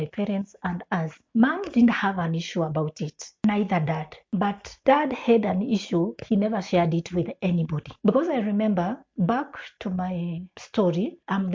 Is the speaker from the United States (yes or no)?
no; Eastern Province, Kenya; moved away as an adult; also born or lived in Western, Kenya; now in Nairobi, Kenya; I come from Eastern.